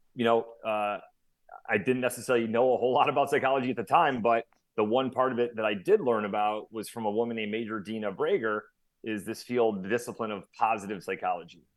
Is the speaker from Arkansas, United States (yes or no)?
no; Syracuse, New York, United States; I grew up in Syracuse, New York, central New York